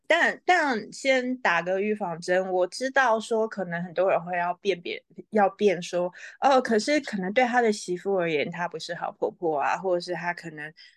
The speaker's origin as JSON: {"language": "Chinese", "town": "Taipei", "country": "Taiwan", "tie": "born or raised there", "also_born_or_lived": "New York", "moved": "yes", "said": "我在台北长大，我也从来没有想上一零一耶"}